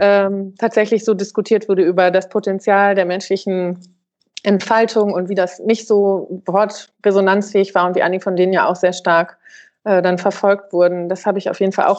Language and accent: German; Germany; bei uns in Deutschland